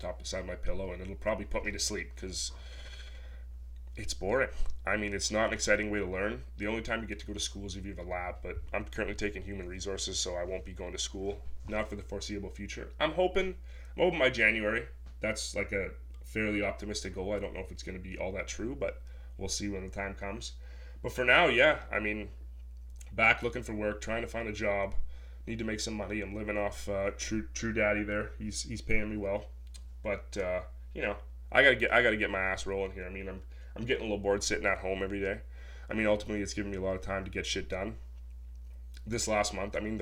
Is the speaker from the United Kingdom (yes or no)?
no; Sault Ste. Marie, Ontario, Canada; moved away as an adult; now in Toronto, Canada; I'm originally from Sault Ste. Marie